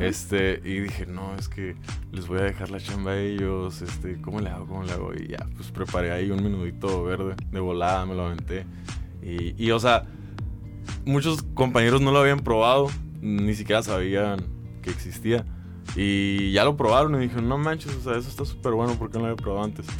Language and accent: Spanish; Mexicali, Baja California, Mexico; soy cachanilla 100%, nacido y criado. me encanta mi ciudad